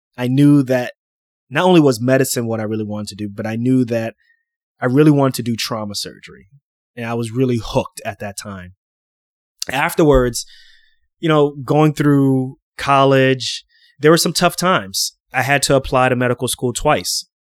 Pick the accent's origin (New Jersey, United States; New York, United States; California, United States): New York, United States; New York City; I grew up in Queens, New York, a place called Lefrac City